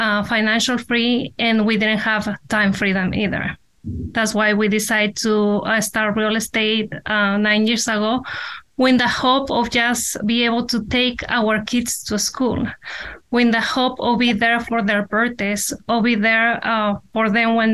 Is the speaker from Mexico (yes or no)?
yes; Mexico; now in United States; me and Omar, we were born in Mexico. We grew up there. We came here. Our parents brought us here